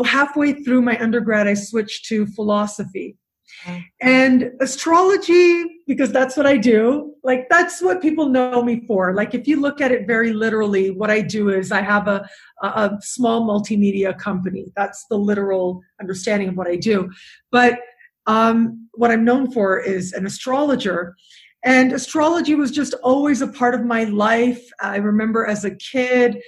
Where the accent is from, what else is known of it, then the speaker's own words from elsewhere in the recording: Toronto, Ontario, Canada; moved away as an adult; also born or lived in England; now in Cancun, Mexico; So I born and raised in Canada. I did go to university for a year in England, but other than that, you know, very much a Toronto girl, downtown, lived many years in downtown Toronto